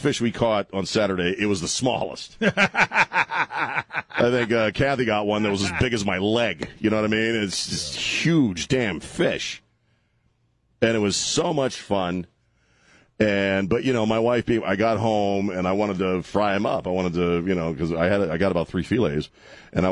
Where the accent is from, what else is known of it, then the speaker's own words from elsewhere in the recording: United States; I grew up on Chesapeake Bay